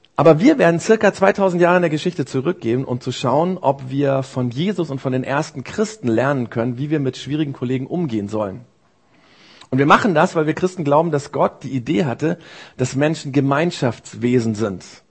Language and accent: German; Germany; bei uns in Deutschland